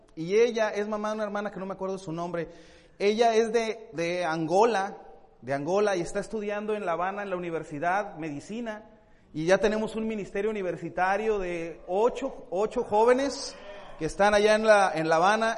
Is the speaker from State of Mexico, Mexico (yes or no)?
no; Monterrey, Nuevo León, Mexico; moved away as an adult; now in Tijuana, Mexico; somos de Monterrey, ¿verdad? Este, nacimos en, Monterrey